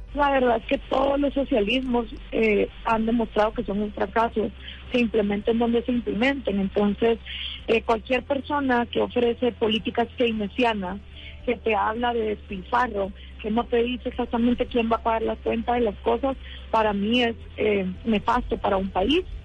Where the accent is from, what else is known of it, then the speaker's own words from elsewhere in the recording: Guatemala; después de 10 años de estar haciendo activismo en mi país, programas de radio